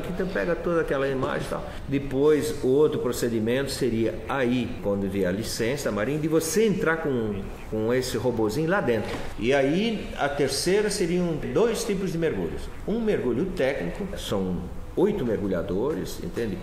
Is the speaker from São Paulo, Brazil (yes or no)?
no; Florianópolis, Santa Catarina, Brazil; also born or lived in Blumenau; Eu nasci aqui, né? sou manezinho e, e na realidade me queria depois me fui para Blumenau e voltei com 16 anos e fiquei aqui até sair para primeira volta ao mundo